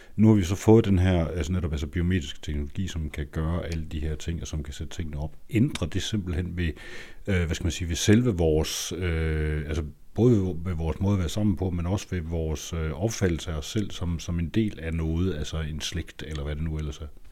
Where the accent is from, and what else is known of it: Denmark